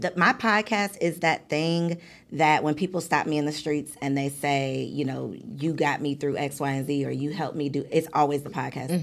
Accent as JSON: {"language": "English", "area": "suburbs of Chicago", "region": "Illinois", "country": "United States", "said": "I'm from the suburbs of Chicago"}